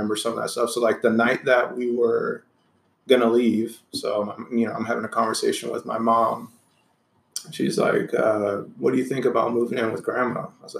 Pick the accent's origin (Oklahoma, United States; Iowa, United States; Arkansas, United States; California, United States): California, United States; Anaheim; also born or lived in Santa Ana, California; So I was born in Anaheim, California. Mm-hmm. You know, I grew up with my mom and dad for the early years. Grandparents lived in Santa Ana. So that was always like a second home type of deal.